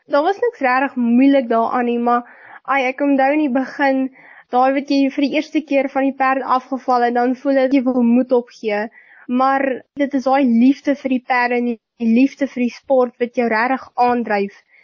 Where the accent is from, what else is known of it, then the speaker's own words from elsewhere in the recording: Upington, Northern Cape, South Africa; ek kom van Appington af. Ek is 17 jaar oud. Ek gaan skool hier in Hoërskool Duyneveld hier in Appington.